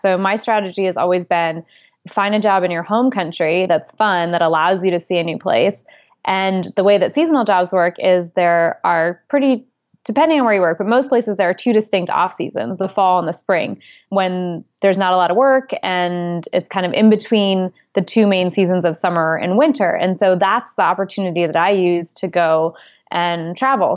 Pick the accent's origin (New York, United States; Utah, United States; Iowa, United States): New York, United States; also born or lived in Geneva, Switzerland; I grew up in New York